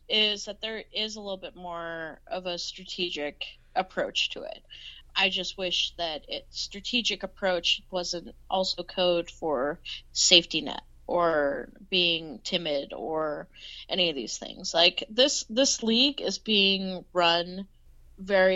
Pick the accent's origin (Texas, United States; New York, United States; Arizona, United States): Texas, United States; San Antonio; I'm from fucking San Antonio